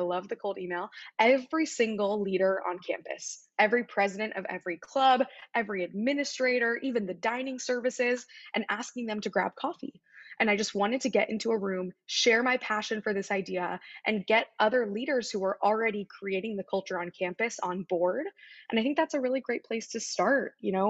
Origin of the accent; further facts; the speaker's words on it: Midwest, United States; growing up in the Midwest, coming to the East Coast for school